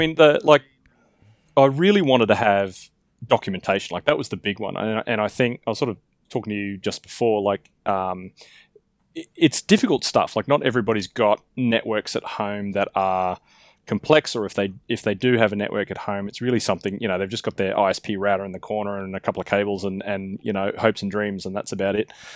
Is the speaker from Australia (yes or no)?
yes; Australia; as an Australian, I get told I speak quickly